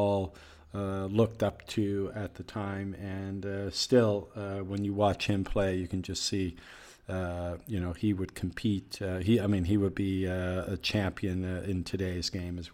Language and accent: English; Halifax, Nova Scotia, Canada; my hometown of Halifax